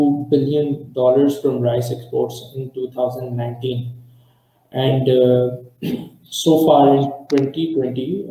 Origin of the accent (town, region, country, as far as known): Pakistan